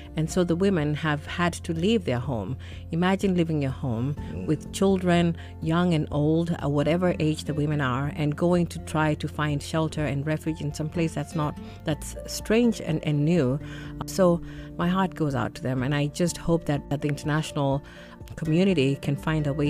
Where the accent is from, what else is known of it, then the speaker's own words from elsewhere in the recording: Kenya; I'm from Kenya.